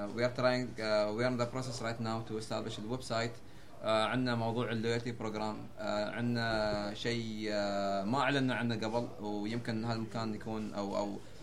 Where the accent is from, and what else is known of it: United Arab Emirates